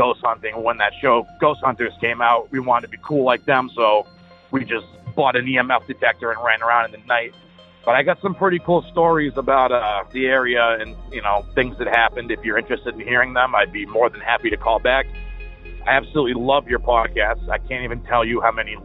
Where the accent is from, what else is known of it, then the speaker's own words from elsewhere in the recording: Massachusetts, United States; I'm from Massachusetts